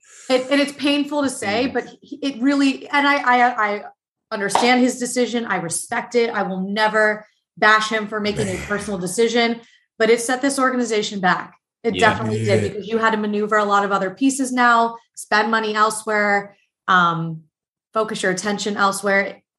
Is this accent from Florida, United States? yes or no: yes; Plantation, Florida, United States; moved away as an adult; now in Indianapolis, United States; I'm from Fort Lauderdale, like a little burb of Fort Lauderdale. It's called Plantation.